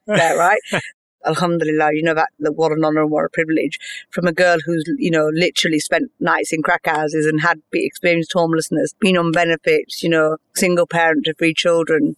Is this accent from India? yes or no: no; United Kingdom; I'm quite British.